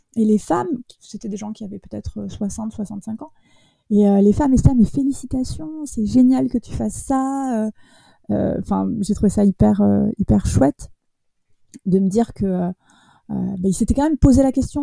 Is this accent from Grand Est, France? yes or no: no; Bordeaux, Nouvelle-Aquitaine, France; je suis de Bordeaux.